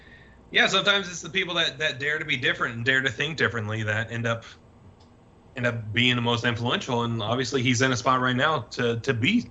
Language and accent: English; Orlando, Florida, United States; like growing up in Orlando